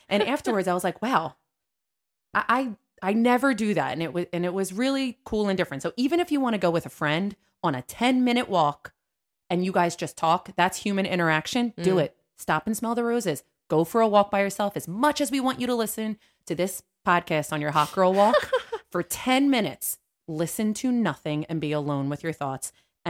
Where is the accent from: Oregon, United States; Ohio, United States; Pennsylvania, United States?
Pennsylvania, United States; I think so. I'm from Southern Pennsylvania. Is there a South Pennsylvania?